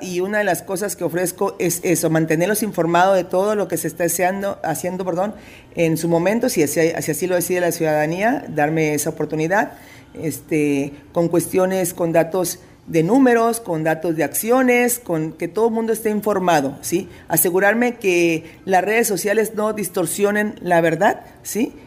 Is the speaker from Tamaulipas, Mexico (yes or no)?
yes; Reynosa, Tamaulipas, Mexico; moved away as an adult; now in Ciudad Victoria, Mexico; Soy originaria de Reynosa, Tamaulipas, pero tengo radicando ya 30 años, casi 30 años en Ciudad Victoria